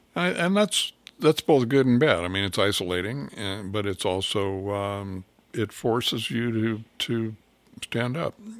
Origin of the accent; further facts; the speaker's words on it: California, United States; moved away as an adult; also born or lived in Africa; now in Oregon, United States; I was raised in California